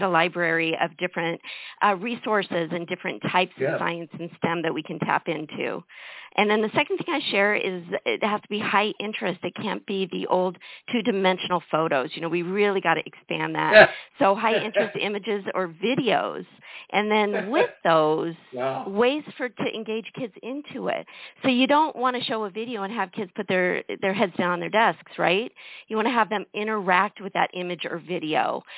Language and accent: English; Colorado, United States; also born or lived in Pacific Northwest; now in Kissimmee, United States; No, actually, I'm originally from Colorado. So I've actually gone from the Pacific Northwest to the middle of the country to now the Southeast. So I've been here about 5 years now.